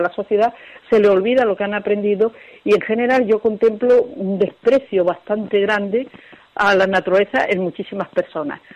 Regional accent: Sierra de Segura, Andalusia, Spain; yo soy de la Sierra de Segura

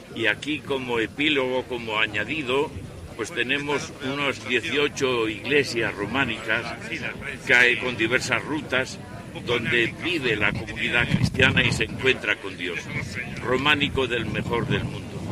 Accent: Cantabria, Spain; mi tierra que es la montaña, Cantabria

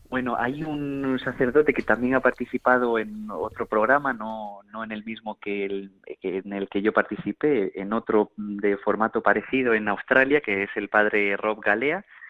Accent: Granada, Andalusia, Spain; desde pequeñito he cantado, mi abuela es una cantadora de flamenco, soy de Granada

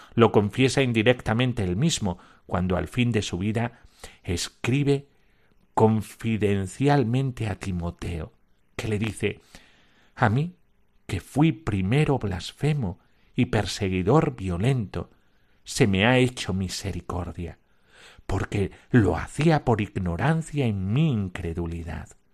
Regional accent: Almonte, Andalusia, Spain; Yo soy de Almonte

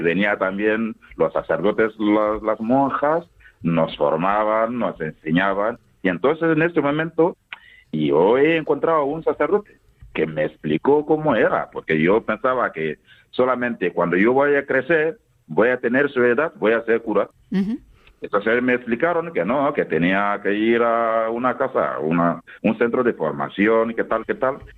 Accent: Toma, Boucle du Mouhoun, Burkina Faso; Spanish is a second language; moved away as an adult; now in Albacete, Spain; yo nací en Tomá. Tomá es una de las 45 provincias que, que tiene Burkina Faso.

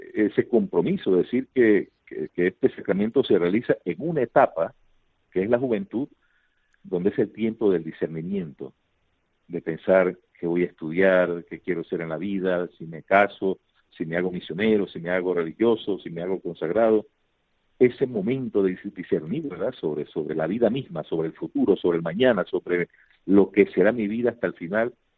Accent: Panama; venimos de Panamá

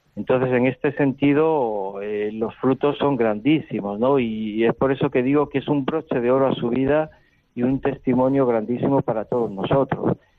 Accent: Spain; moved away; venimos con nuestros esquemas de España

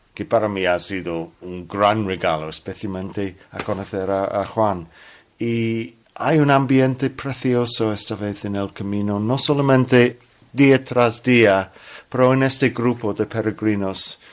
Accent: London, United Kingdom; Spanish is a second language; Soy cristiano de Londres.

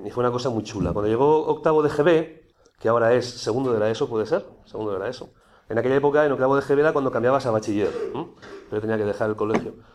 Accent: Aragon, Spain; yo soy aragonés

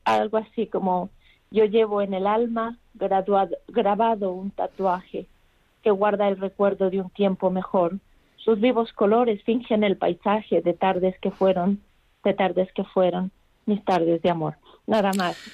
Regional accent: Ecuador; now in Madrid, Spain; Yo hablo desde Madrid, pero soy de Ecuador

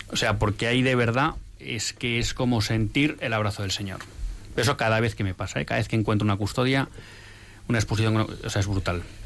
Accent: Bilbao, Basque Country, Spain; moved away as an adult; ya he dicho que soy de Bilbao, entonces yo más o menos hasta los, nunca sé muy bien, pero hasta los 33, 34 vivo en Bilbao

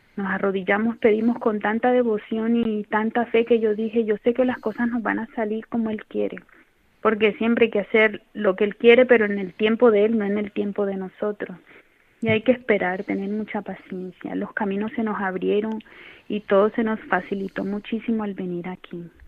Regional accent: Colombia; moved away as an adult; also born or lived in Ecuador; now in Cáceres, Spain; Somos natural de, de Colombia, yo migré, eh, bueno, migramos a, Colombia, a Ecuador, vivimos en Ecuador eh, más o menos entre 8 o 10 años

